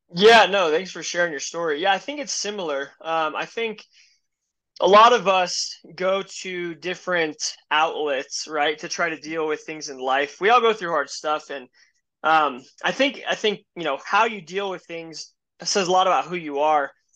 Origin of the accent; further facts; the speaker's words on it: Denver, Colorado, United States; I grew up in Denver, Colorado, um, born and raised here